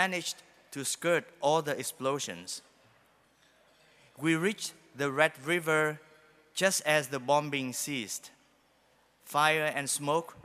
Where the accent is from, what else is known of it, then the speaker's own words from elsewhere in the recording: Hanoi, Vietnam; I was born and raised in Hanoi, north of Vietnam